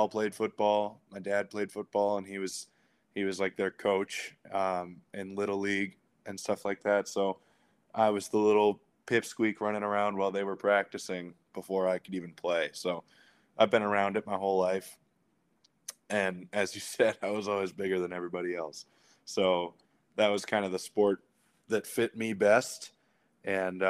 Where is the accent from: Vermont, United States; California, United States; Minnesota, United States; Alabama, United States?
Minnesota, United States; Edina; also born or lived in Notre Dame, Indiana; I'm from Edina High School, more of a hockey town than anything